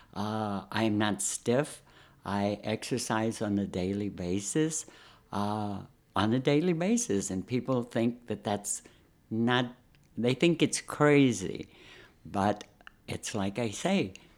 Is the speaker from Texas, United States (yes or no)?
yes; San Antonio, Texas, United States; moved away as an adult; also born or lived in Chicago; I'm from Texas. I'm from San Antonio. Uh, never saw snow.